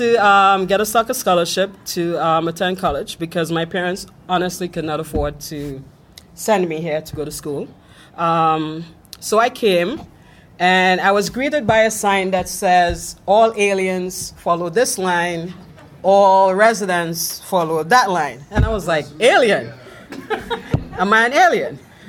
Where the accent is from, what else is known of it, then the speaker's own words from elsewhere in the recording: Trinidad & Tobago; So I'm from Trinidad and Tobago. We're just above Venezuela. And yes, we speak English.